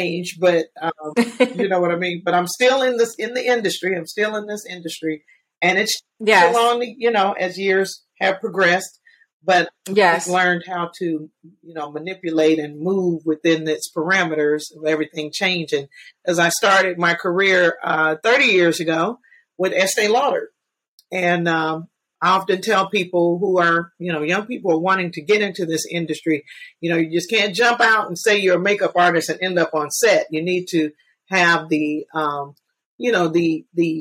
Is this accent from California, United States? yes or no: no; Atlanta, Georgia, United States; I'm born and raised in Atlanta.